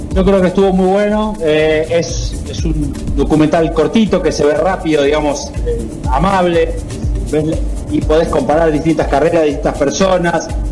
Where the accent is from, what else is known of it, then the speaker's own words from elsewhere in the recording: Argentina; moved away; also born or lived in United Kingdom / Barcelona; el lugar donde más cómodo me siento es Argentina